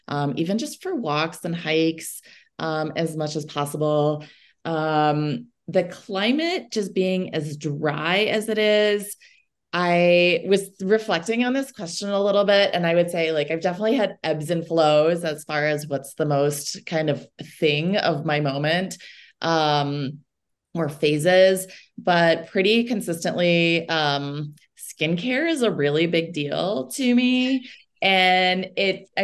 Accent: Chicago, Illinois, United States; moved away as an adult; also born or lived in Wisconsin / Boulder, Colorado; now in Golden, United States; I'm actually originally from Chicago and spent some time in Wisconsin before I came out here

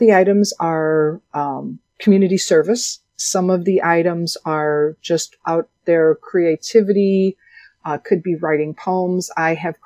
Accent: Chicago, Illinois, United States; moved away as an adult; also born or lived in Nashville/Hendersonville, Tennessee; now in Hendersonville, United States; I am born and raised in Chicago, and I have lived in the Nashville/Hendersonville

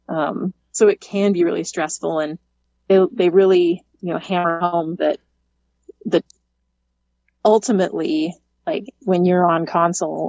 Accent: Alaska, United States; moved away as an adult; now in Houston, United States; growing up in Alaska

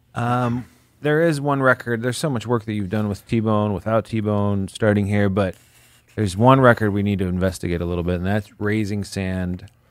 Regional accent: Indiana, United States; also born or lived in Chicago area; I'm from Indiana. I went to Indiana University

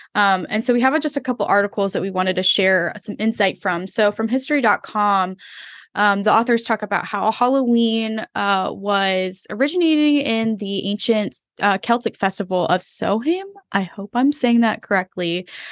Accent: Philippines; moved away; also born or lived in Florida, United States; I grew up in the Philippines, then I lived in Florida for a long while

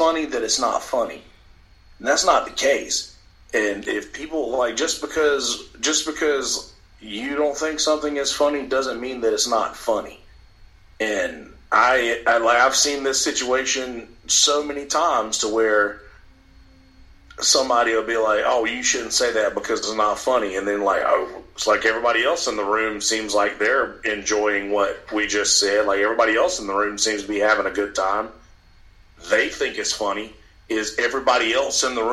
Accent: Alabama, United States; I'm from Alabama

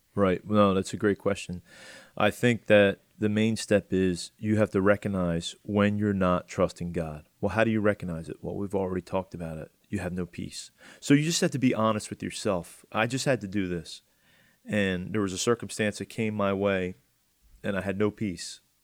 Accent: Atlantic County, New Jersey, United States; I'm from Atlantic County

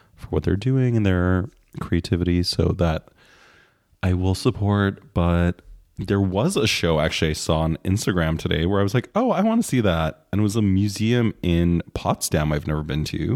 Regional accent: Canada; as a Canadian

